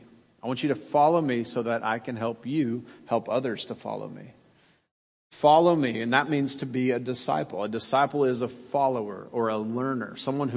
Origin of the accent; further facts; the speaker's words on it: Kansas, United States; moved away as an adult; also born or lived in Birmingham, Alabama; I lived at the time in Birmingham, Alabama. Now, you remember I grew up in Kansas